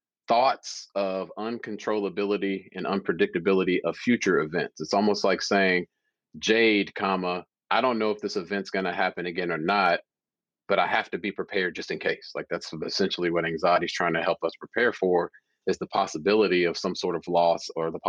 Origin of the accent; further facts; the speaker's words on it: Louisville, Kentucky, United States; I'm from Louisville, Kentucky originally.